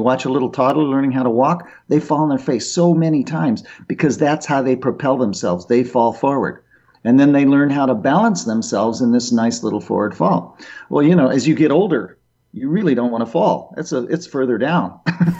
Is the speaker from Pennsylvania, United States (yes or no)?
no; Boulder, Colorado, United States; moved away as an adult; I grew up in Boulder